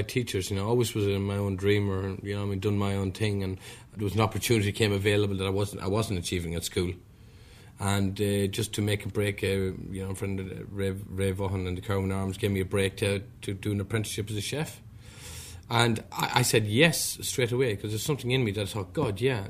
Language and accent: English; County Meath, Leinster, Ireland; now in London, United Kingdom; I came from Elm Grove, previously Robinson, Blair, County Meath. Brought up in a very simple environment, thatched cottage